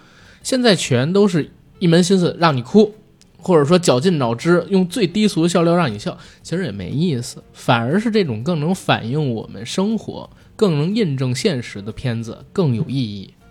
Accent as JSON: {"language": "Chinese", "country": "China", "said": "你会发现它是真正的可能大陆第一次看到一个我们中国人自己来讨论权贵是如何利用他们的权利来压迫我们的"}